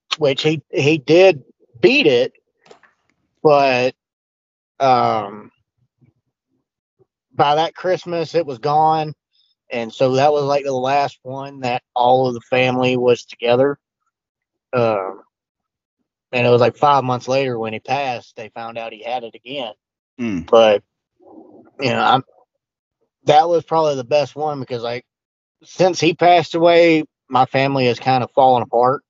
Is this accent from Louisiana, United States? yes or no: yes; Louisiana, United States; I'm from Louisiana